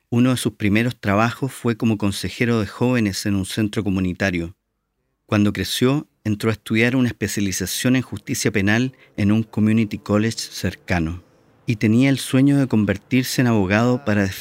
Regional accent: Chile; now in San Francisco, United States; Yo llegué a vivir ahí hace 25 años, cuando emigré de Chile a Estados Unidos con el sueño de estudiar cine.

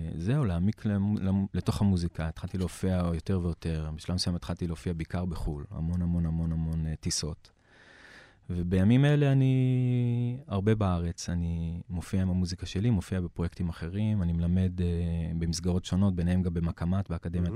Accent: Klil, Northern District, Israel; also born or lived in Tel Aviv; גדלתי בכליל. אה, ההורים שלי עלו מאוסטרליה, הקימו את כליל בסוף שנות ה-80

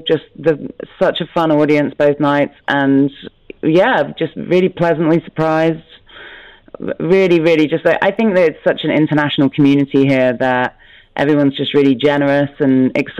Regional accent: London, United Kingdom; I come from London

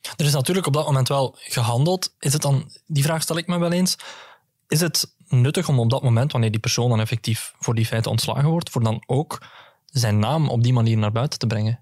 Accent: Greece; ik als Grieken

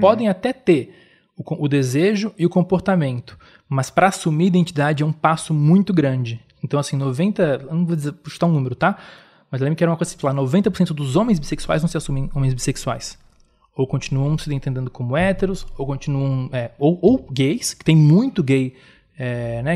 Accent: Florianópolis, Santa Catarina, Brazil; eu sou de Florianópolis, sou de um lugar

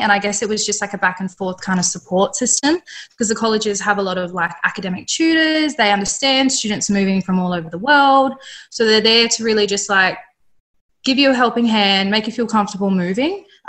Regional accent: Darwin, Northern Territory, Australia; moved away as an adult; now in Adelaide, Australia; for everyone listening. I'm originally from Darwin in the NT. I moved down to Adelaide roughly 4 years ago to begin my Bachelor in Oral Health

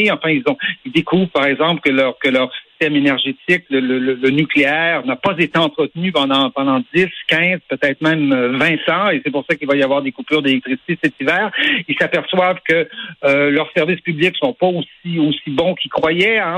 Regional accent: Quebec, Canada; on est québécois, on est français et on est fier de l'être, on est fier hmm. de notre langue, on est fier de notre drapeau

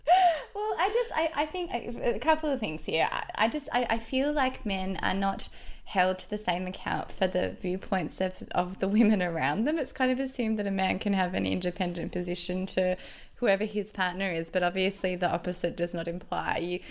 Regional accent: Wagga Wagga, New South Wales, Australia; I'm from Wagga, and I'm also talking.

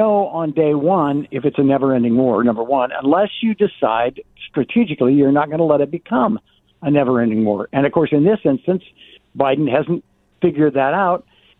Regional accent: Phoenix, Arizona, United States; you and I grew up in Phoenix

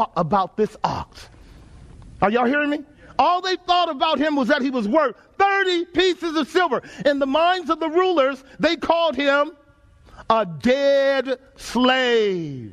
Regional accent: Texas, United States; Growing up in Texas, my uncle had several horses.

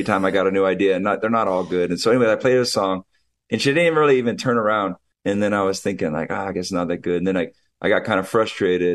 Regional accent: Hawaii, United States; also born or lived in Santa Barbara, California; I'm right at my house growing up in Hawaii

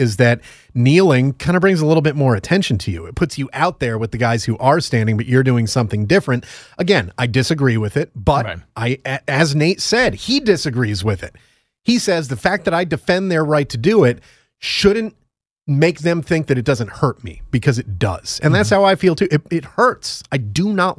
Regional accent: Connecticut, United States; Quinnipiac in my home state

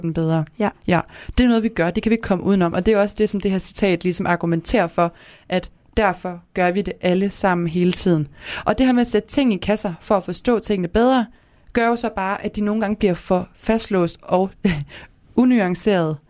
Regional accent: Kalundborg, Zealand, Denmark; accent: Kalundborg Jutlandic; moved away as an adult; now in Aarhus, Denmark; der, hvor jeg kommer fra, det er Kalumborg ja. på Sjælland, der snakker vi faktisk om, at vi snakker Kalumborg jysk

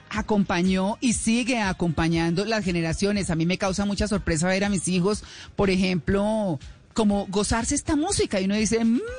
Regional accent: Bogotá, Colombia; born there; also born or lived in Caquetá / Tolima / Boyacá / Santander; finalmente llegué a Bogotá y me quedé en Bogotá, en mi tierra, en mi tierra de nacimiento. Eh, como lo dije en el funeral de mis papás, tengo muchas tierras adoptivas. Eh, tengo el Caquetá, el Tolima, Boyacá y Santander

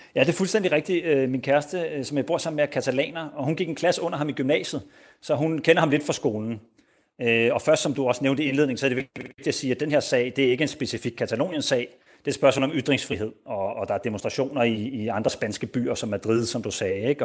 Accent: Denmark; now in Spain

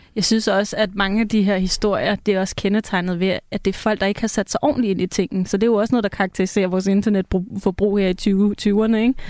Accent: Copenhagen, Capital Region of Denmark, Denmark

